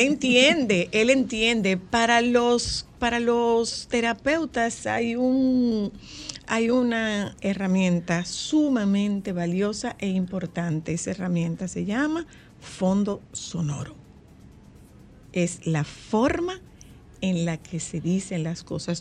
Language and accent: Spanish; Nagua, María Trinidad Sánchez, Dominican Republic; es de mi pueblo